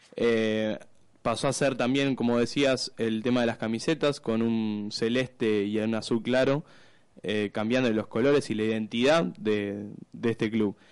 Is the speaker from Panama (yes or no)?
no; Argentina; como argentino